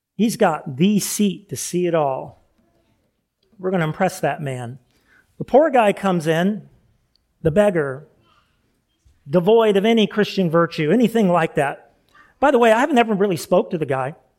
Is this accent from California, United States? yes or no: yes; California, United States; moved away; I grew up in California